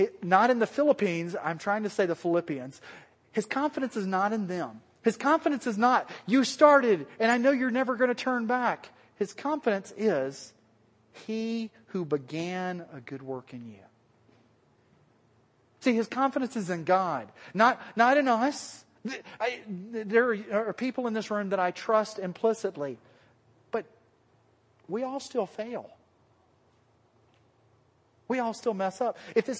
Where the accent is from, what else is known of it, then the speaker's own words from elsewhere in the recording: the South, United States; accent: southern; That was my southern accent coming out, sorry.